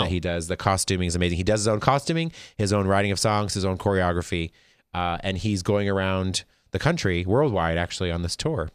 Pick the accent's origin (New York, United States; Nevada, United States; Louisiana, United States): Nevada, United States; Las Vegas; I'm from Vegas